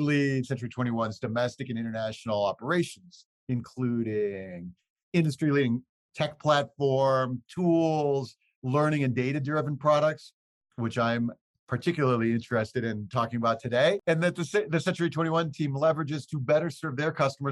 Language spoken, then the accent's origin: English; Midwest, United States; I grew up in the Midwest